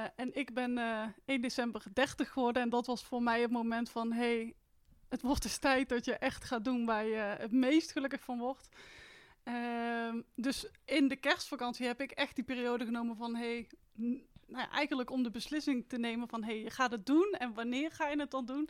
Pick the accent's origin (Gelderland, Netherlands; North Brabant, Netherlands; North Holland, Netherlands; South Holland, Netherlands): North Brabant, Netherlands; Etten-Leur; Ik ben 30 jaar uit Etteleur.